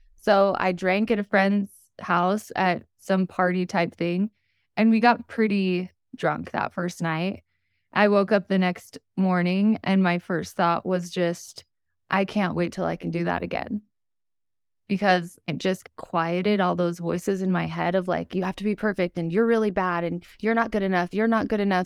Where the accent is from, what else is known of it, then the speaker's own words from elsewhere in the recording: Utah, United States; I was born and raised in Utah. I still live here today.